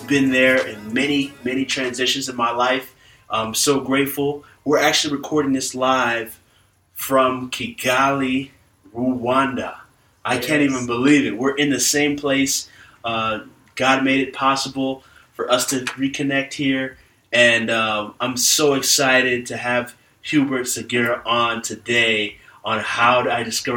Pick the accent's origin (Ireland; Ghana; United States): Ghana; I'm from Ghana